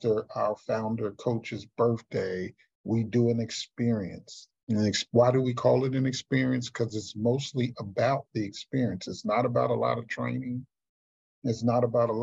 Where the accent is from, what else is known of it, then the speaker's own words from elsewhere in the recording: Houston, Texas, United States; in my hometown of Houston, Texas